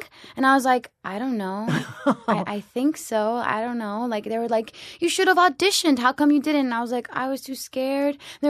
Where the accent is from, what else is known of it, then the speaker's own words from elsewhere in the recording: New York, United States; also born or lived in Florida; I grew up in New York and in Florida.